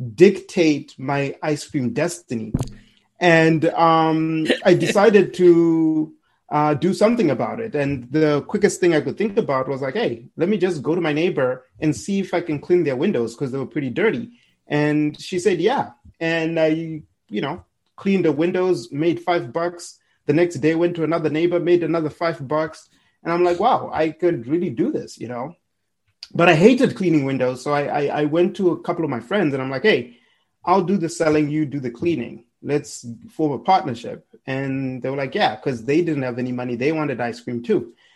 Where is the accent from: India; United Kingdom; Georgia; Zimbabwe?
Zimbabwe; Harare; moved away as an adult; now in United States; I'm from Zimbabwe. I was born and raised in Harare